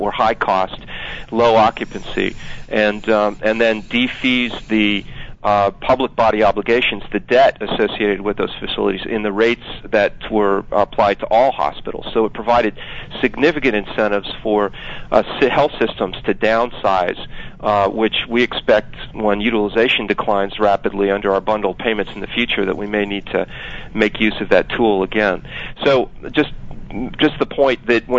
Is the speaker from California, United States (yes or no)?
yes; Palo Alto, California, United States; moved away; also born or lived in Maryland; I grew up in Palo Alto